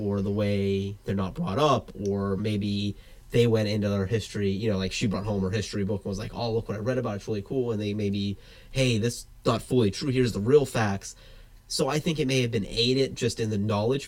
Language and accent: English; the South, United States; moved away; I was from the South